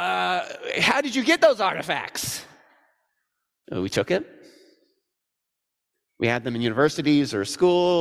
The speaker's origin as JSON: {"language": "English", "region": "Missouri", "country": "United States", "said": "I'm from Missouri"}